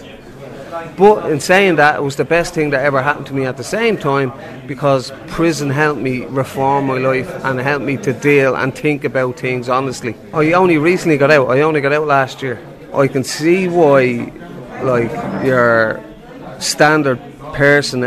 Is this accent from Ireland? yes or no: yes; Dublin, Leinster, Ireland; I grew up in Crumlin, Dublin 12.